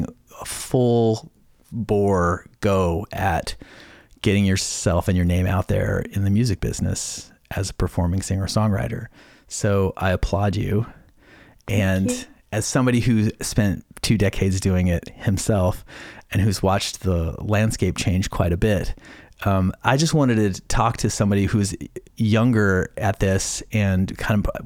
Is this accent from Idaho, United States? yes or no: yes; southern Idaho, United States; I grew up in southern Idaho in a small town.